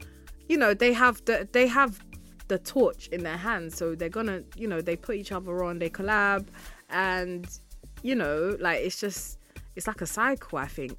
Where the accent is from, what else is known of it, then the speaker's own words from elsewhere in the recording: United Kingdom; Like, I mean, cool, I'm a British artist, but I just feel like the source is really in Africa.